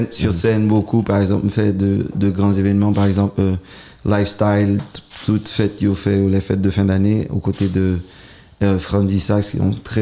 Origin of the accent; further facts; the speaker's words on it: Haiti; French is a second language; Bon, euh, moi, je suis haïtien, même j'avoue.